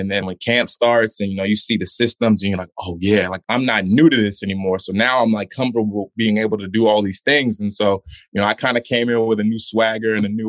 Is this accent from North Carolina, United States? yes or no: yes; Charlotte, North Carolina, United States; He's from my hometown, Charlotte, North Carolina.